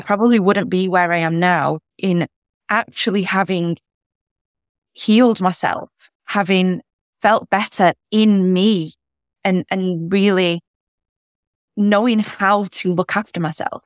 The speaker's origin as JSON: {"language": "English", "country": "United Kingdom", "said": "as a British person"}